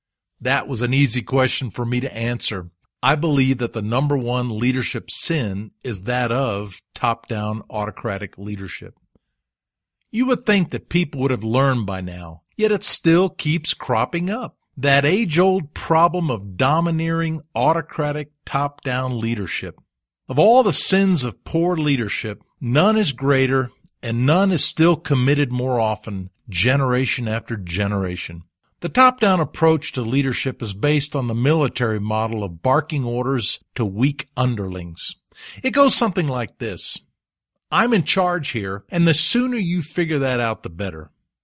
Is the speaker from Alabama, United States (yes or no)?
yes; Alabama, United States; I grew up in Alabama in the Deep South, where the whites kept the blacks ignorant so their knowledge could not become dangerous.